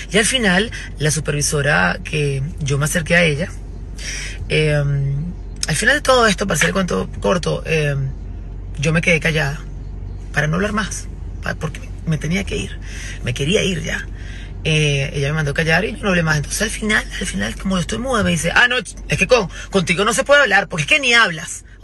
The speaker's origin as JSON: {"language": "Spanish", "country": "Italy", "said": "no, no me estás ayudando. Soy italiana."}